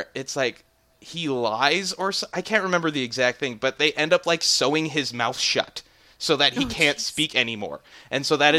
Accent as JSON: {"language": "English", "region": "Minnesota", "country": "United States", "said": "I'm from Northern Minnesota. I'm from the place that sets the records lows for the continental US."}